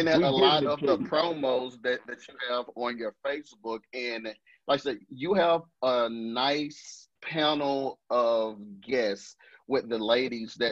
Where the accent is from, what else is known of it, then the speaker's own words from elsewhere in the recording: the South, United States; I'm from the South